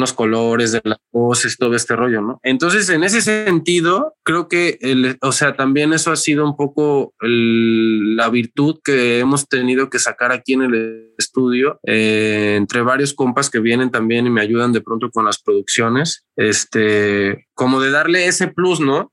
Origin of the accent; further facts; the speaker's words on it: Xalapa, Veracruz, Mexico; Soy originario del puerto de Veracruz, pero pues ya tengo toda mi vida viviendo aquí en Jalapa